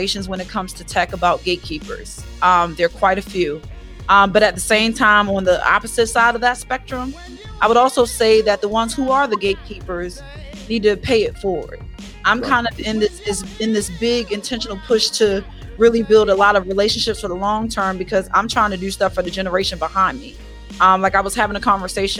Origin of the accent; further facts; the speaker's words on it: Baltimore, Maryland, United States; accent: thick Baltimore; I'm born and raised in Baltimore, if you can't tell by this thick accent